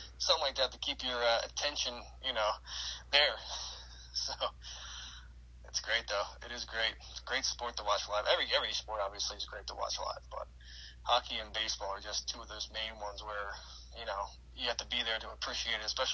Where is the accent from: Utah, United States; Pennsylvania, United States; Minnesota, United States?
Pennsylvania, United States; Philadelphia; we're from Philly